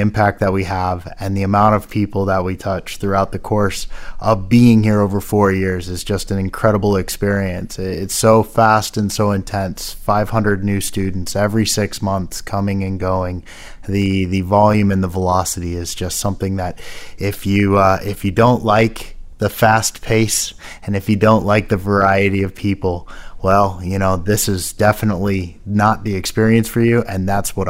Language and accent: English; Midwest, United States; moved away as an adult; now in France; I'm coming from the United States. I'm a Midwest U.S. boy